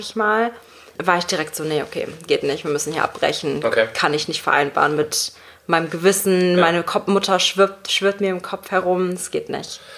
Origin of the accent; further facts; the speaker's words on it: Germany; ich bin praktisch in Deutschland aufgewachsen